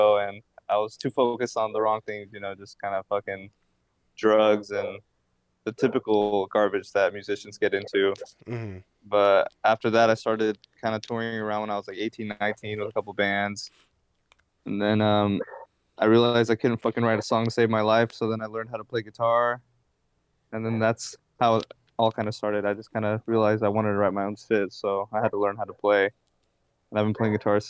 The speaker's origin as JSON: {"language": "English", "town": "Armona", "region": "California", "country": "United States", "tie": "born or raised there", "also_born_or_lived": "Tequila, Jalisco, Mexico", "said": "I'm from Armona, California, which is like some little fucking town in the middle of Fresno, Bakersfield, kind of that area, Central Valley"}